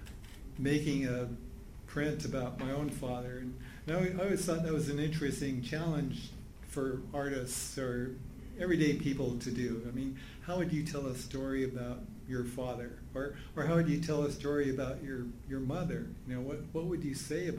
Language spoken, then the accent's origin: English; Juneau, Alaska, United States; I'm from Juneau, Alaska, and my dad is Canadian